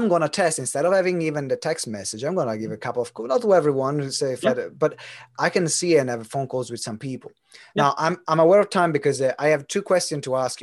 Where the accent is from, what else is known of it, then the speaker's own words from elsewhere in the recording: Italy; moved away; also born or lived in United Kingdom; I'm Italian, I am British